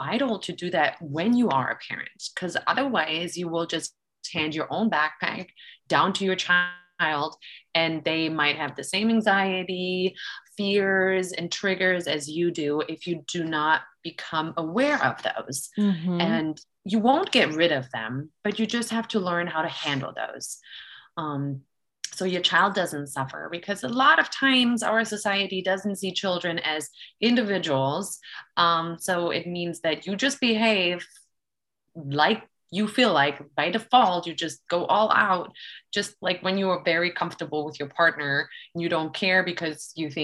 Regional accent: Germany; I'm actually from Germany

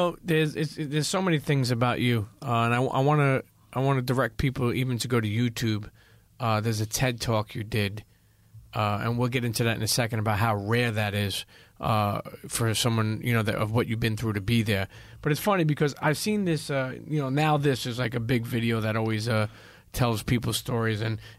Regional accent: Brooklyn, New York, United States; growing up in Brooklyn and New York and knowing all the mob scene, all the criminal scene, I never really went to Philly until later on in my life.

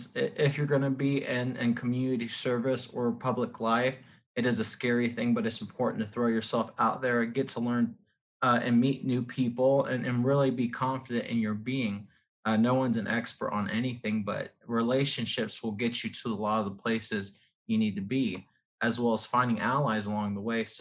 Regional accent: Blue Springs, Missouri, United States; also born or lived in South Dakota; I grew up here in the Kansas City metro area, was actually born and raised in Blue Springs, Missouri.

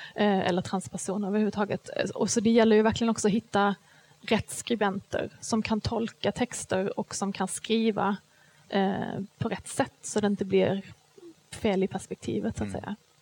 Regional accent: Skåne, Sweden; jag kommer ju från Skåne

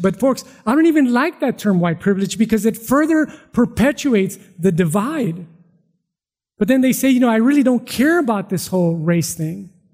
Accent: Mexico; now in California, United States; I was born in Mexico.

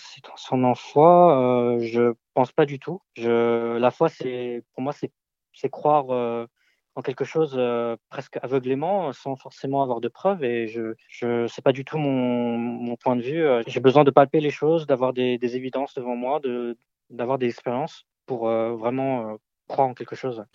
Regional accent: France; je suis né ici en France euh, de parents d'origine chinoise.

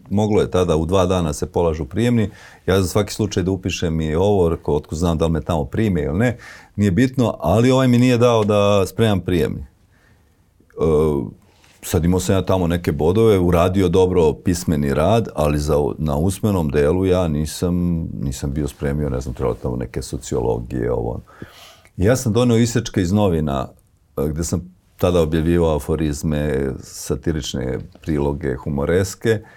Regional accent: Pljevlja, Pljevlja Municipality, Montenegro; moved away; ja sam pljevlja

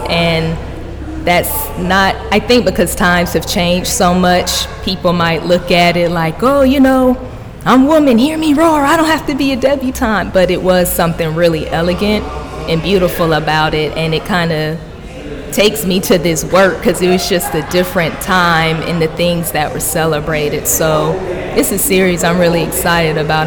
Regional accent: Miami, Florida, United States; now in Atlanta, United States; I'm originally from Miami

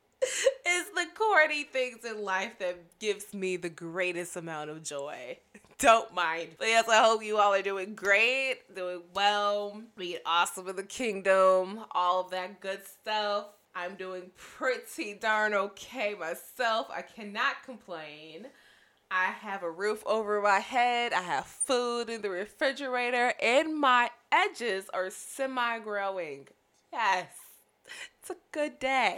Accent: Chicago, Illinois, United States; being born and raised in the Chicagoland area

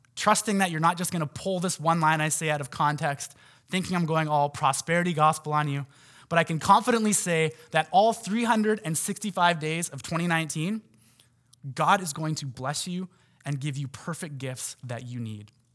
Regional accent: North Vancouver, British Columbia, Canada; I grew up in Lynn Valley

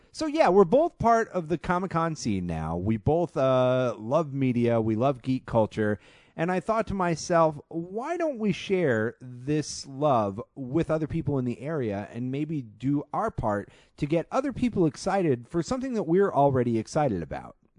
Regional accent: St. Louis, Missouri, United States; moved away as an adult; now in Phoenix, United States; I'm originally from Saint Louis, been here for about two and a half weeks

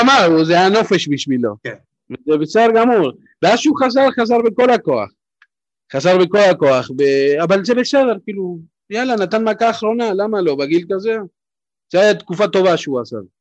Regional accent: Buenos Aires, Argentina; now in Israel; אני נולדתי ב-79, תחשוב, גדלתי בבונוס איירס

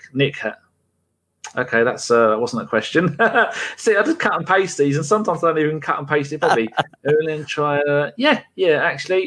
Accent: England, United Kingdom; I'm English, born in England, 100% English

